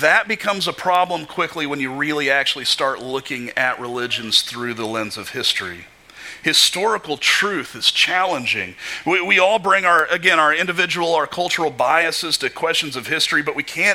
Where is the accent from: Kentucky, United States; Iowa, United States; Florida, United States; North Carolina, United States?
Kentucky, United States; Growing up in Kentucky